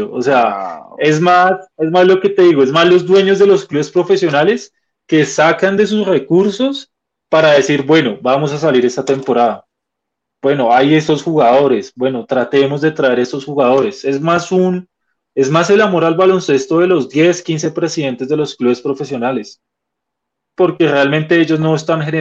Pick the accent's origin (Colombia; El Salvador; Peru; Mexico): Colombia